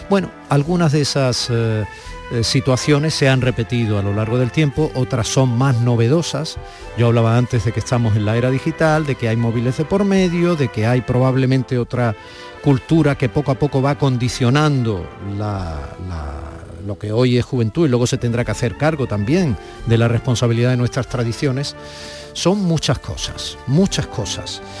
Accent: Málaga, Andalusia, Spain; now in Logroño, Spain; lo que hizo que yo pasara de nuevo mi infancia en, en Málaga, en Andalucía, porque no podía

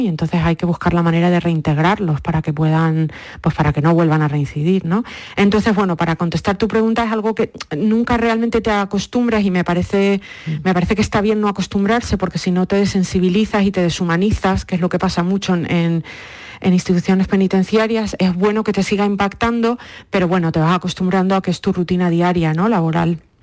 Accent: Lanzarote, Canary Islands, Spain; moved away as an adult; also born or lived in Madrid / New York; now in United States; Yo pues nací, mm, eh, me crié en Lanzarote

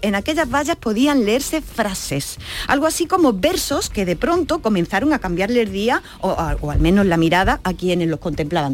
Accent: Andalusia, Spain; nuestra bandera también tiene nombre, arbonaida

